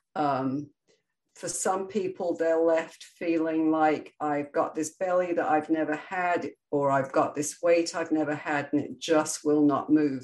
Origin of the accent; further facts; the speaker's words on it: England, United Kingdom; now in Florida, United States; my origins are England, where I grew up, and proud to be British and proud to be American, as I'm both